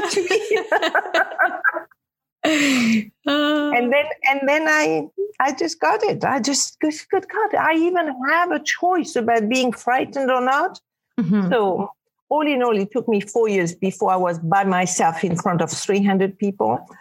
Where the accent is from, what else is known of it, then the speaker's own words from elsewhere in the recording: Casablanca, Casablanca-Settat, Morocco; English is a second language; now in New York, United States; I was brought up in Casablanca, Morocco, where girls are very protected.